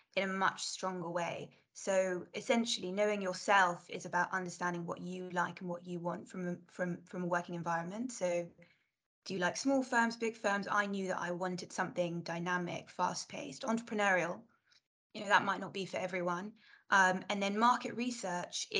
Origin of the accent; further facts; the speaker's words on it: London, United Kingdom; I grew up in South London